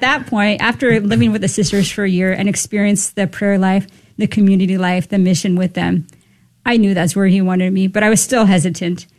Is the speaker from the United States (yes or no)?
yes; Southern California, United States; I was born and raised in Southern California